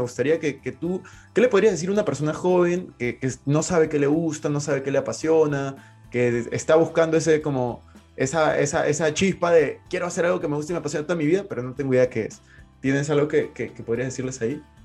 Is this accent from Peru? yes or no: yes; Peru; yo, yo soy de Perú